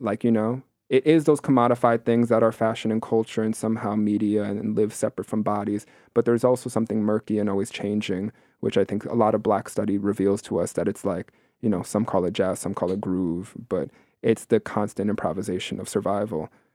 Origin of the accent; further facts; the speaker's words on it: New York City, New York, United States; I'm born and raised here in New York City, born and raised in Queens